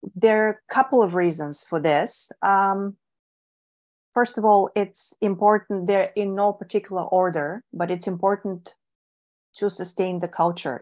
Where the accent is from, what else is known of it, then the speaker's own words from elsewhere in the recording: Bulgaria; English is a second language; moved away; I was born and raised in Bulgaria